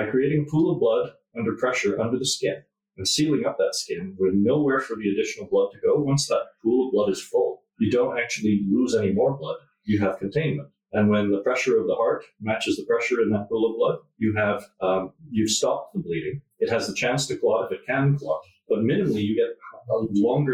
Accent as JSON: {"language": "English", "country": "Canada", "said": "I'm from Canada"}